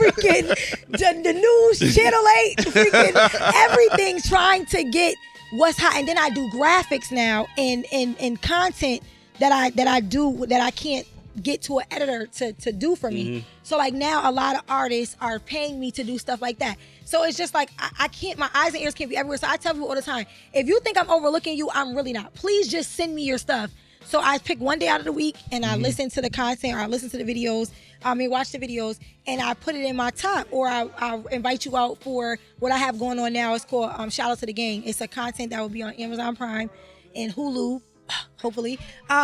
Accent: Connecticut, United States

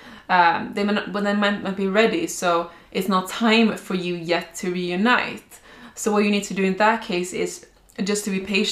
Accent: Sweden; I am from Sweden

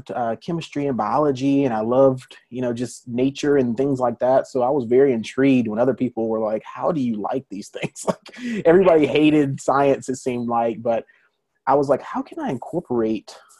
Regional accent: Birmingham, Alabama, United States; moved away as an adult; also born or lived in Atlanta, Georgia; now in Dallas, United States; I'm originally from Alabama, born and raised Birmingham, Alabama. So I'm a Southern boy.

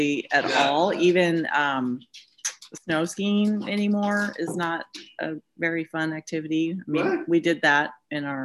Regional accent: Hawaii, United States; moved away; But I grew up in Hawaii

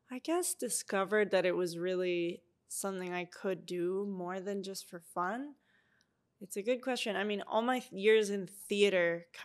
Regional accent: Eastern Canada, Canada; now in British Columbia, Canada; And I grew up in the East, but I was like, I need something to change.

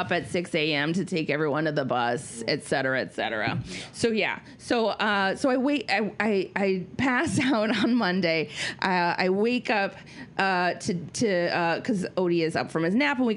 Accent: Minnesota, United States; I'm Minnesotan

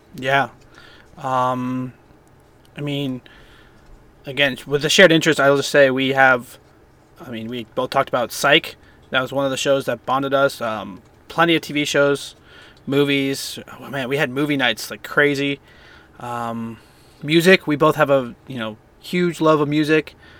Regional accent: Bay Area, California, United States; I grew up in the Bay Area mostly

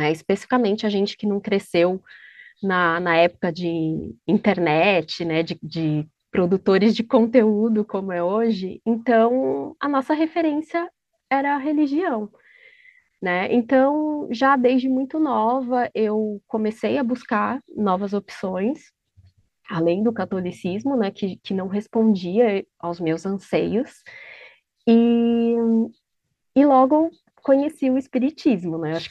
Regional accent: São Paulo, Brazil; Eu estou falando de São Paulo, mais especificamente aqui da região próxima à Avenida Paulista.

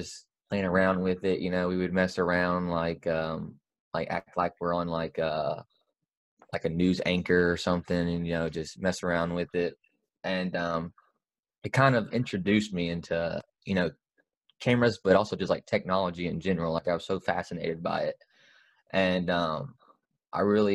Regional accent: Memphis, Tennessee, United States; I am born and raised in Memphis, Tennessee

